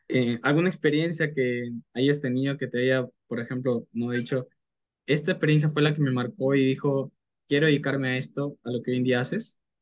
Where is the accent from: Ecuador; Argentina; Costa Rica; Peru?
Peru; tengo 19 años, soy de Perú